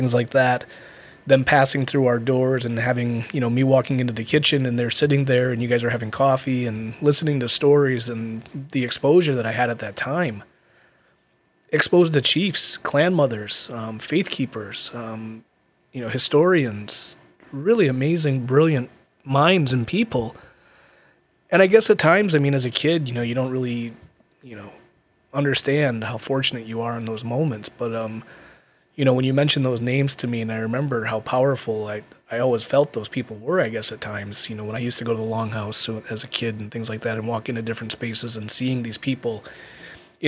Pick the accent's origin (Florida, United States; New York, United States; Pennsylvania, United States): New York, United States; Allegany Territory, Western; also born or lived in Ganondagan, New York; when I grew up in Allegheny, you know, I went to Seneca School